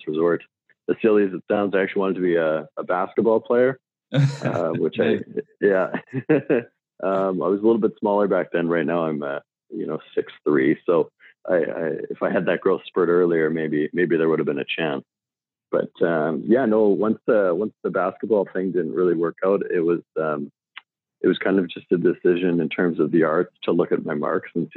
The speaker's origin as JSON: {"language": "English", "town": "Saskatoon", "region": "Saskatchewan", "country": "Canada", "tie": "born or raised there", "said": "I grew up in Saskatoon, Saskatchewan. It's a city in the middle of Canada"}